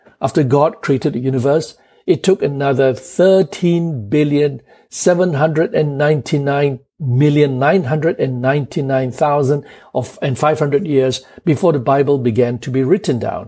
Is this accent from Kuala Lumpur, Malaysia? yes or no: yes; Kuala Lumpur, Malaysia; I was born in Kuala Lumpur at 12:30 a.m. on the 1st of April, 1960.